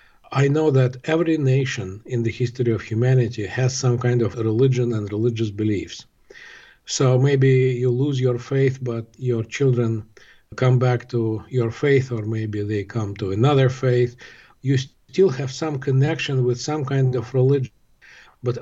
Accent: Moscow, Russia; moved away as an adult; now in Philadelphia, United States; I grew up in the Soviet Union, in Moscow. I was born in 1960.

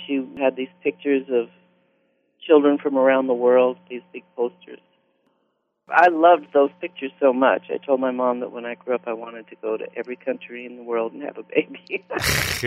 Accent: Santa Barbara, California, United States; also born or lived in Evanston, Illinois / Cuba, New York / Scottsdale, Arizona / Palo Alto, California; we went to school in Santa Barbara all the way through ninth grade

